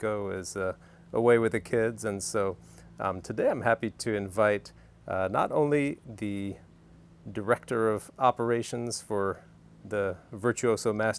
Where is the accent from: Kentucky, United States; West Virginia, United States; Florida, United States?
Kentucky, United States; Lexington; growing up in Kentucky in Lexington